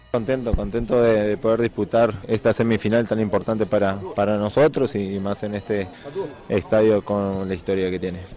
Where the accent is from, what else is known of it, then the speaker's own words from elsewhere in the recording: Uruguay; como uruguayo